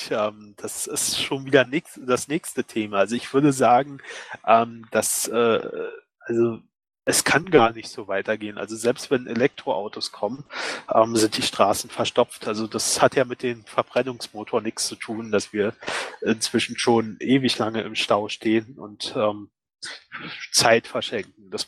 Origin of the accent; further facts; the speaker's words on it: Berlin, Germany; also ich komme aus Berlin, ne?